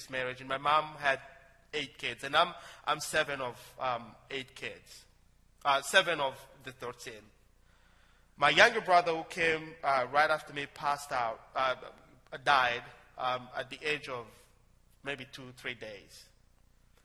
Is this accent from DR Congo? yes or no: yes; DR Congo; moved away as an adult; now in United States; In my hometown, one of the businesses there is digging for gold. As surprising as it sounds, Congo has so many mineral resources